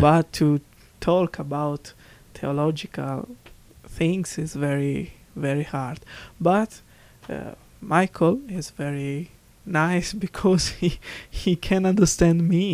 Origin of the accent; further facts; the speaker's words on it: Crotone, Calabria, Italy; English is a second language; I was born in Italy, Crotone, in the south of Italy, Calabria